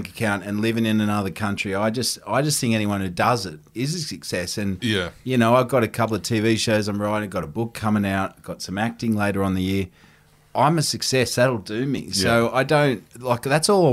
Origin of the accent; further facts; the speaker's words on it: Australia; moved away as an adult; also born or lived in London; I was Australian